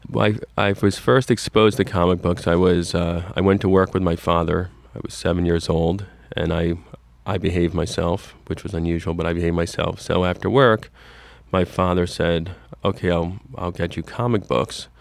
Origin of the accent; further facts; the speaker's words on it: Fair Lawn, New Jersey, United States; I grew up in Fairlawn, New Jersey, in Bergen County